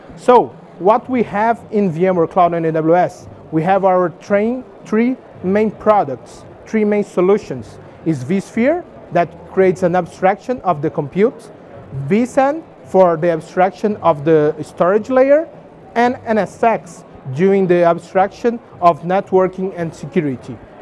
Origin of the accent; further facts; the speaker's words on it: Brazil; I'm from Brazil.